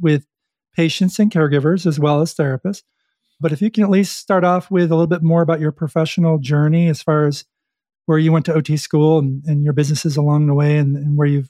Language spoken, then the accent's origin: English; Buffalo, New York, United States; moved away; also born or lived in Stamford, Connecticut; I'm originally from Buffalo.